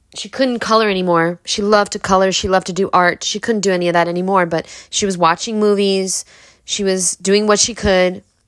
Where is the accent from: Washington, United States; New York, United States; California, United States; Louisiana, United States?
New York, United States; New York City; we're poor people from Brooklyn